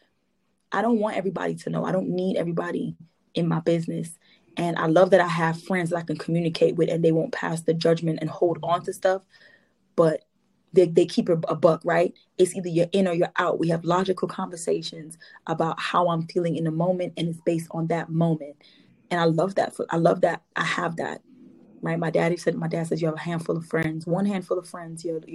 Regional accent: Trinidad & Tobago; this Trini

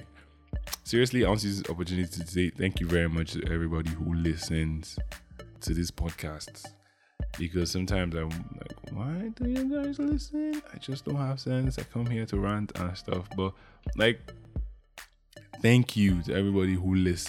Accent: Imo, Nigeria; Yeah, I'm from Imo State. The land of the statues, I guess.

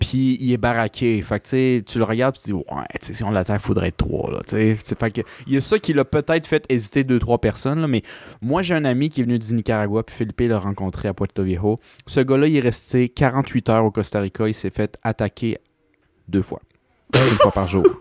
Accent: Canada; je suis Canadien

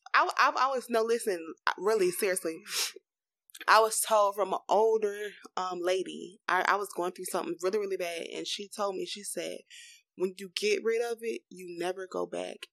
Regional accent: Florida, United States; we are from Florida. We didn't even tell y'all that. We are in this hot state

